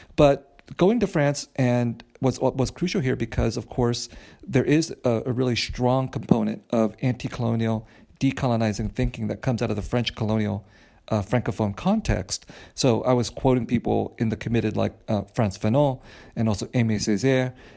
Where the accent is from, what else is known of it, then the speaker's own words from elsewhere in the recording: Vietnam; now in United States; I'm Vietnamese and I was born in Vietnam